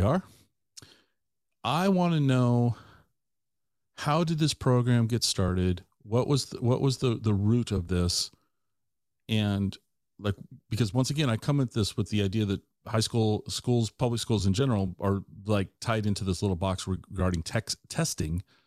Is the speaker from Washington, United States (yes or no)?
yes; Tacoma, Washington, United States; moved away as an adult; also born or lived in Ellensburg; I grew up in Tacoma.